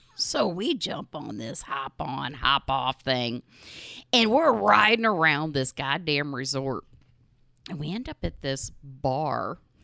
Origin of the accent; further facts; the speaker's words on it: Midwest, United States; we're from the Midwest. I'm surrounded by corn and soybeans